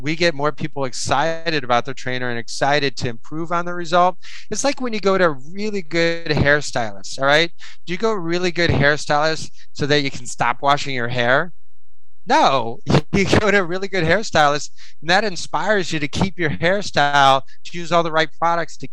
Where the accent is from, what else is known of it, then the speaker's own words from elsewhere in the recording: Iowa, United States; moved away; I'm from Iowa. I'm from the Midwest